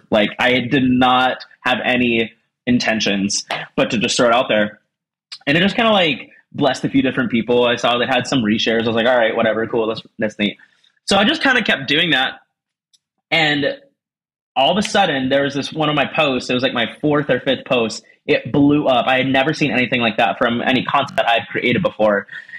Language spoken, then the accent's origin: English; Fargo, North Dakota, United States; also born or lived in Columbus, Ohio; now in Cincinnati, United States; born, born and raised in the most famous Fargo, North Dakota. Super random.